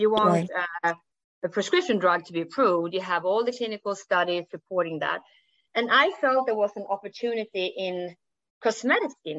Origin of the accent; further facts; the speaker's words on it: Sweden; accent: Swenglish; English is a second language; I'm from Sweden. So the funny accent is Swenglish. So I'm combining Swedish and English